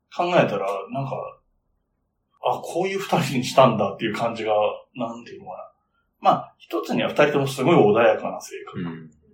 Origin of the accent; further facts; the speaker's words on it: Yamanashi, Japan; born or raised there